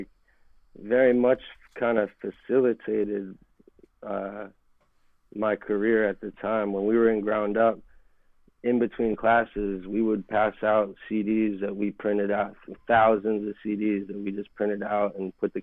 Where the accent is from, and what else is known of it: Philadelphia, Pennsylvania, United States; born or raised there; also born or lived in Miami, Florida